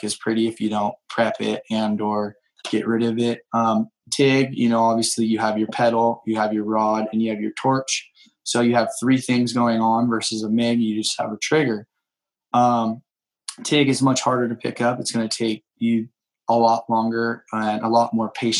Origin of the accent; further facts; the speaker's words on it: San Diego, California, United States; I was just a kid growing up in East County, San Diego